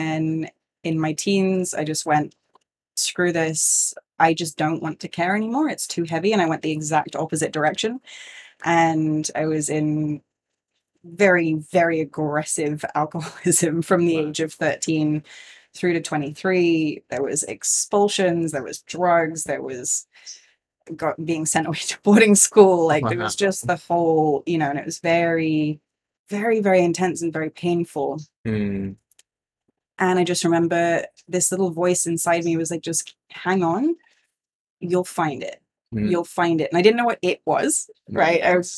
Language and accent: English; Singapore; I grew up in Singapore. We moved there in 1992 and it was like super expat life, you know, lots of privilege.